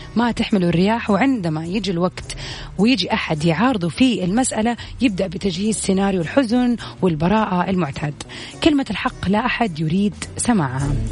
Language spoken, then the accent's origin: Arabic; Saudi Arabia; accent: Saudi; أنا قاعدة أحاول أتكلم اللهجة المصرية مع السعودية